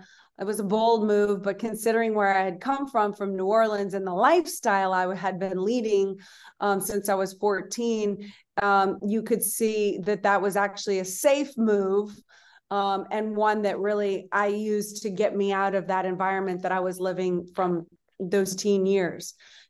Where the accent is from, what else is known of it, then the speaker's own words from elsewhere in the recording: Madrid, Community of Madrid, Spain; born there; I was born in Madrid, Spain.